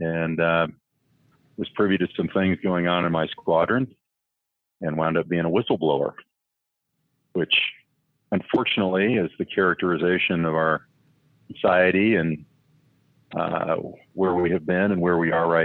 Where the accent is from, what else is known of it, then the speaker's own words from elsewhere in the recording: Colorado, United States; moved away as an adult; also born or lived in San Diego; I grew up in Colorado, but had been stationed out in Miramar